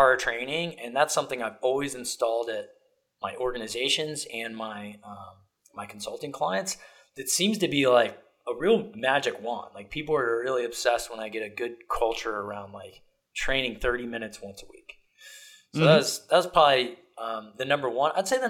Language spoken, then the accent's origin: English; Ohio, United States; moved away; I was from Ohio